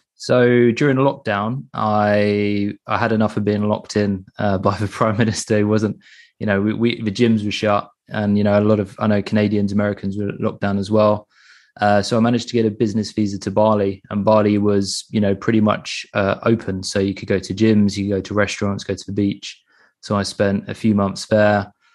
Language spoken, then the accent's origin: English; England, United Kingdom; I'm from England